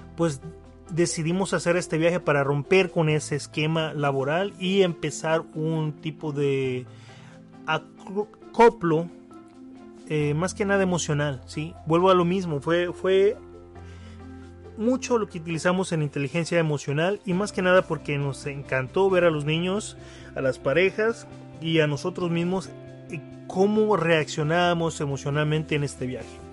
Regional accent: Mexico; como mexicanos

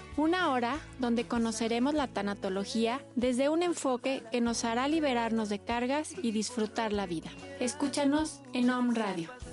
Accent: Tecamachalco, Puebla, Mexico; en la zona de Tecamachalco, que es de donde, de donde vengo

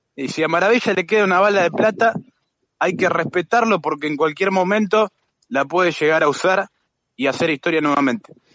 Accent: Argentina; como somos los argentinos

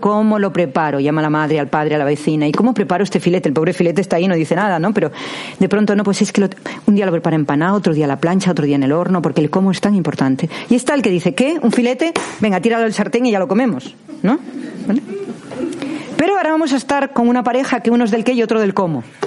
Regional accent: Cantabrian coast, Spain; yo soy del Cantábrico

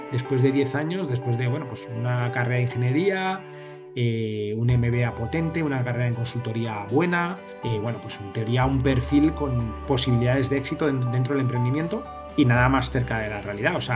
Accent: Seville, Andalusia, Spain; yo, nací en Sevilla hace ya 47 años.

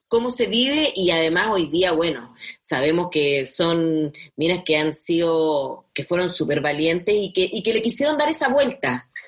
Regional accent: Tocopilla, Antofagasta, Chile; moved away; nos conocimos en Tocopilla

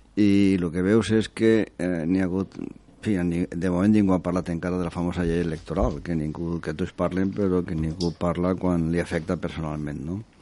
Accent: Valencian Community, Spain; a mi, com a valencià

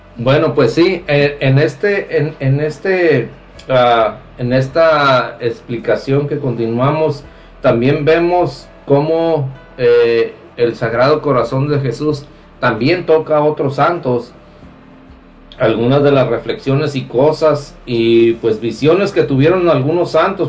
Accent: Mexico; de los que estamos aquí, eh, somos mexicanos

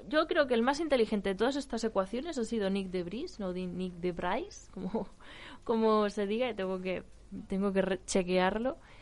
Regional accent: Ávila, Castile and León, Spain; also born or lived in Valladolid; Soy vallesoletana de nacimiento y abulense de crianza

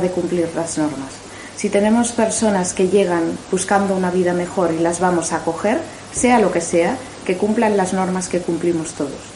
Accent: Mallorca, Balearic Islands, Spain; como mallorquina

